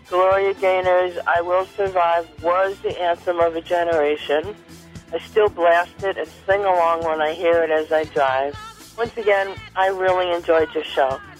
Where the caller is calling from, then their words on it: Philadelphia, Pennsylvania, United States; I'm calling from Philadelphia, Pennsylvania.